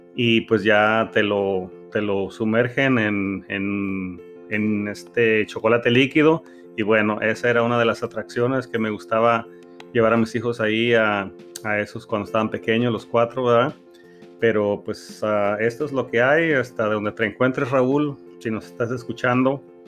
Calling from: California, United States; te mandamos muchos saludos desde la bella ciudad de California, en, en Estados Unidos

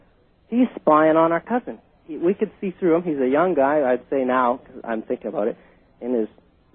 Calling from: Vancouver, British Columbia, Canada

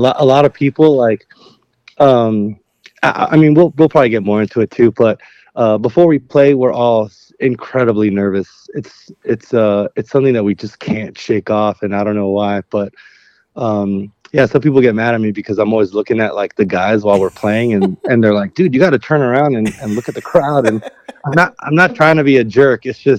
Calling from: Los Angeles, California, United States; I'm in Northeast LA right now, just at home, hanging out

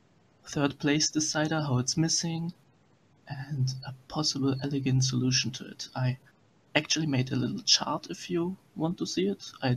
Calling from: Cologne, North Rhine-Westphalia, Germany; I'm actually calling from Cologne, Germany.

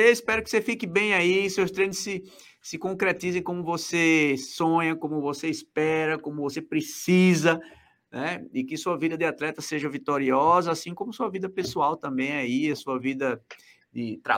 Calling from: Natal, Rio Grande do Norte, Brazil; Ceará, não. Eu, eu estou em Natal.

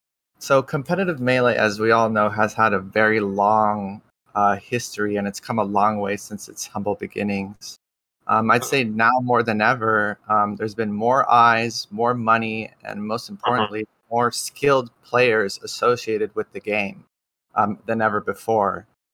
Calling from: Garden Grove, California, United States; I'm calling from SoCal, Garden Grove to be specific.

